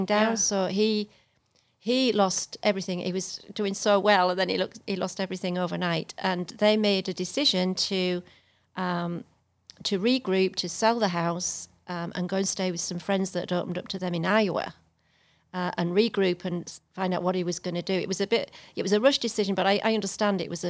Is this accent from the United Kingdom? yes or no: yes; England, United Kingdom; moved away as an adult; now in Texas, United States; As English person